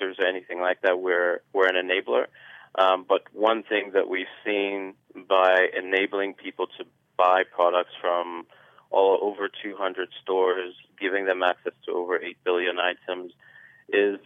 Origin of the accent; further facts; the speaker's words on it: Nigeria; I'm a Nigerian myself, born and raised